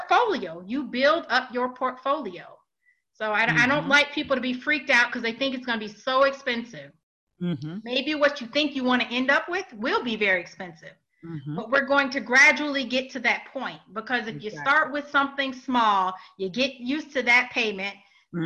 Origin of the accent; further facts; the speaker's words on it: Illinois, United States; now in Georgia, United States; I'm from Illinois. I do a lot of consultations in Illinois, a lot. That's my hometown